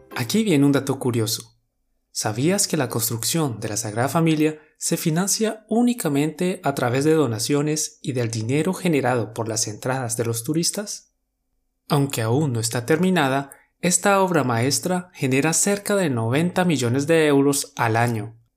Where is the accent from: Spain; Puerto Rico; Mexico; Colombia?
Colombia; Somos dos profes colombianos